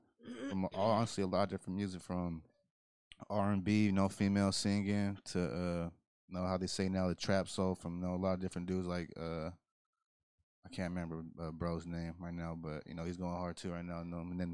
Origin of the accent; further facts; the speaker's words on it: Stockton, California, United States; Southside Stockton. Okay, I grew up on El Dorado and Delhi.